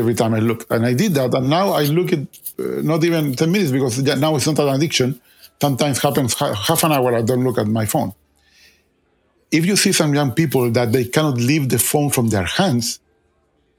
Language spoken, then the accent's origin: English; Chile; moved away; I'm originally from Chile